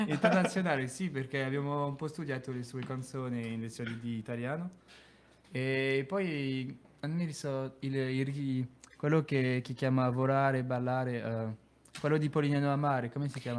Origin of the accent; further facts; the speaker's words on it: France; Italian is a second language; moved away as an adult; also born or lived in Grenoble; now in Bari, Italy; io vengo dalla Francia, abito vicino a Lione, una città che si chiama Grenoble